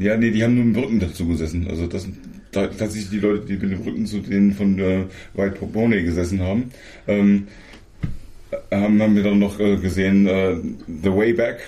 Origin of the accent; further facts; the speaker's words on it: Germany; bei uns in Deutschland